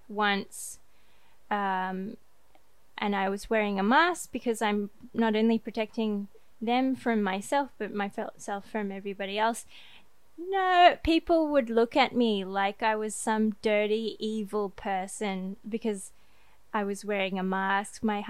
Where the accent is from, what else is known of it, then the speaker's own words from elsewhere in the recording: France; brought it back to my hometown in France